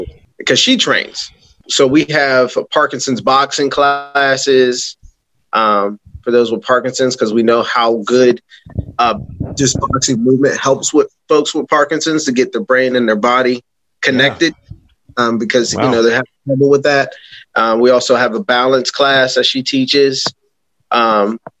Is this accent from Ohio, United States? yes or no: no; Pittsburgh, Pennsylvania, United States; now in Delaware, United States; I'm from Pittsburgh, so I'm landlocked.